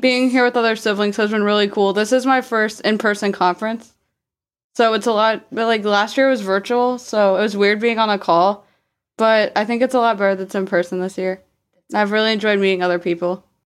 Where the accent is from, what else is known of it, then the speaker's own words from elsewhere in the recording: Richmond, Virginia, United States; I'm from Richmond, Virginia.